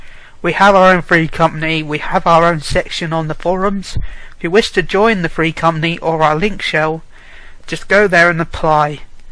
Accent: United Kingdom; because we're British.

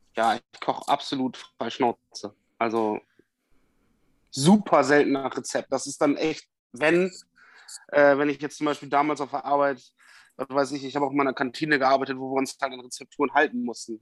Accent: Bremen, Germany; also born or lived in Westoverledingen; Ich komme ja aus Bremen.

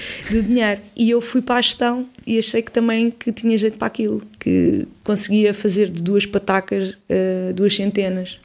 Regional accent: Odivelas, Lisbon, Portugal; also born or lived in Campo de Ourique, Lisbon; cresci em Odivelas, sou de Lisboeta, do centro de Lisboa, Campo, Campo de Orique

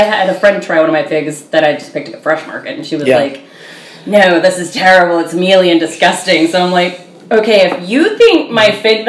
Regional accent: United States; I grew up in America.

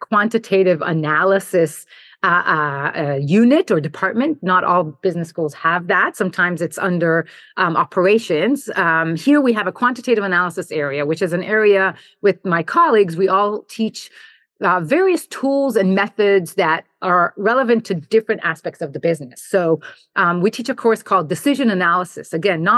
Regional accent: Jerusalem, Jerusalem District, Israel; moved away as an adult; also born or lived in New Jersey / New York / Buffalo; I grew up in Jerusalem and spent my childhood there, served in the IDF and then did my engineering undergrad in Israel

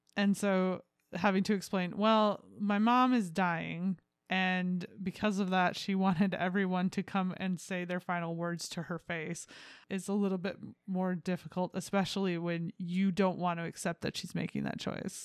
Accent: United States; I'm an American.

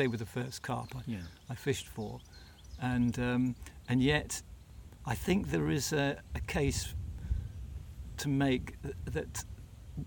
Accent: England, United Kingdom; I'm an Englishman

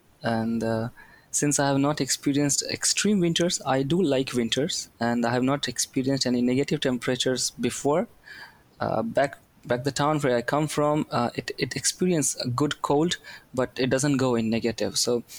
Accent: India; moved away as an adult; now in Sweden; I come from India and I'm studying a master's course in statistics and machine learning. I moved to Sweden just 2 months back

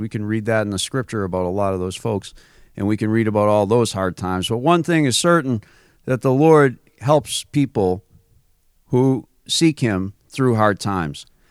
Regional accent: Massachusetts, United States; I grew up in Massachusetts

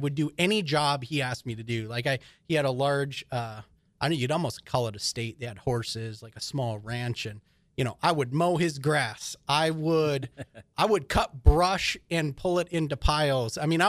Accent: Hibbing, Minnesota, United States; I mean, I grew up in Hibbing, Minnesota, you know, northern Minnesota.

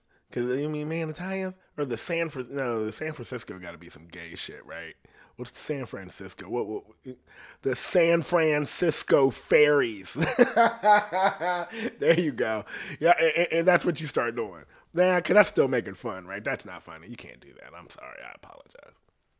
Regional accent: India; Like, legit, I'm from India. I'm an Indian.

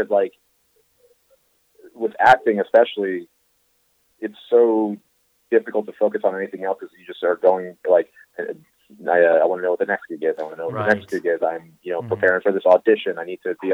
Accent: Northeast Pennsylvania, United States; also born or lived in Brooklyn, New York; eventually most of my upbringing was in the Northeast Pennsylvania

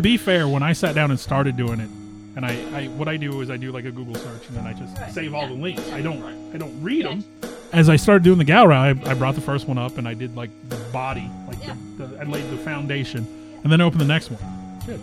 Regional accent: the Ozarks, Missouri, United States; you and I both born and raised in the Ozarks.

